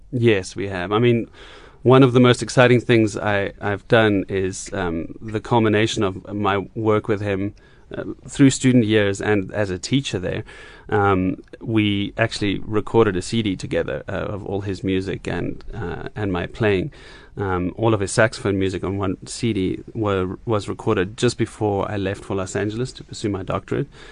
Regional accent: South Africa; moved away as an adult; also born or lived in United States; one of my big projects back here in South Africa

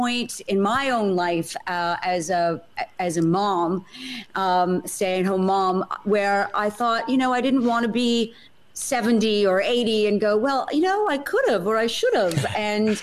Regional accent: Montreal, Quebec, Canada; moved away as an adult; also born or lived in New York, United States; now in London, United Kingdom; I was born in Canada, moved to New York, lived there for about 11 years, and then came to London over 20 years ago now

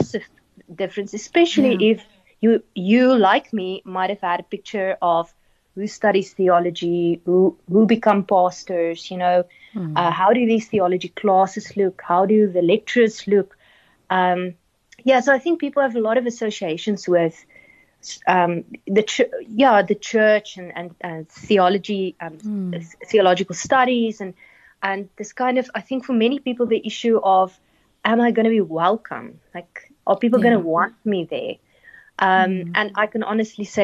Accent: Pretoria, Gauteng, South Africa; moved away as an adult; also born or lived in Stellenbosch; growing up in Pretoria, moving to Stellenbosch

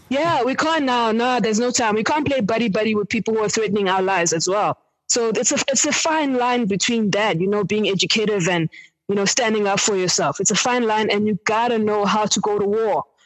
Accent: Eastern Cape, South Africa; now in Johannesburg, South Africa; I'm from the Eastern Cape um, originally, and currently based in Johannesburg

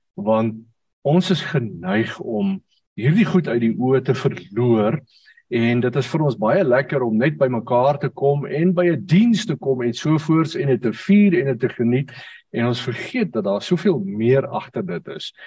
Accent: South Africa; ons het groot geword in die AGS kerk waarvan baie van julle sal weet en op 'n stadium in 'n klein dorpie met die naam van Ryten.

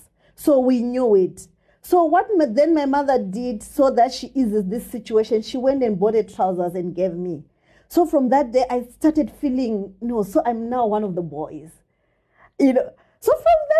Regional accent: Gokwe, Midlands, Zimbabwe; I grew up in the dust and dark streets of Nembudzia Gokwe

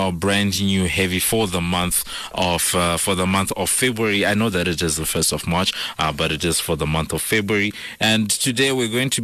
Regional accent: Zimbabwe; now in South Africa; I'm from Zimbabwe

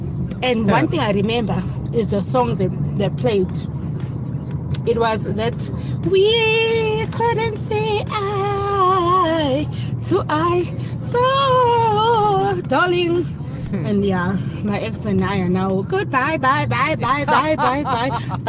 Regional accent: Pinetown, KwaZulu-Natal, South Africa; also born or lived in Pietermaritzburg; I'm from Pinetown and I was studying in Pietermaritzburg

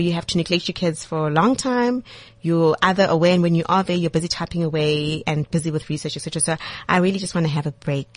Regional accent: South Africa; as a South African

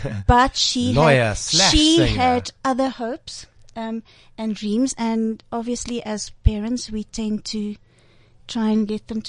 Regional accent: South Africa; moved away; We're South African

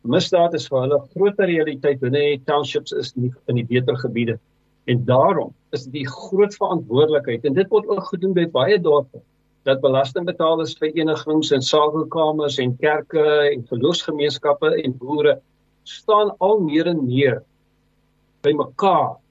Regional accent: South Africa; ons as Suid-Afrikaners

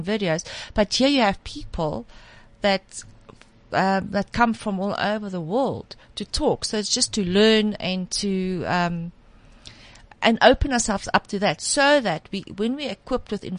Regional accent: South Africa; as a South African

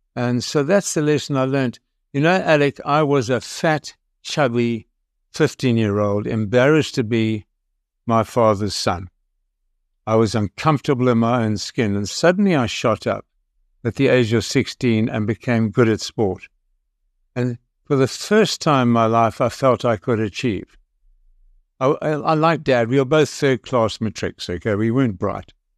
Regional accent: South Africa; I'm a South African

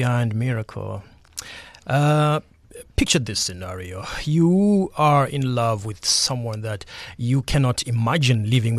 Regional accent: Zimbabwe; now in Walmer Dunes, South Africa; I am originally from Zimbabwe.

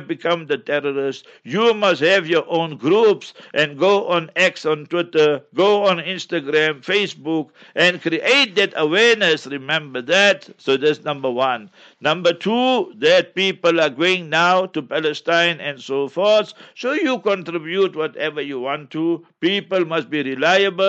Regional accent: South Africa; first language Memoni; English is a second language; my mother tongue is Maiman. I'm born in South Africa. My family is here for over 100 years

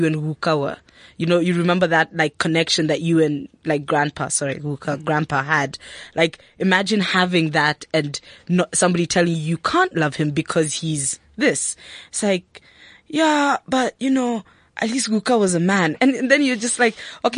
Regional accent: Kenya; now in South Africa; I live in South Africa as a Kenyan

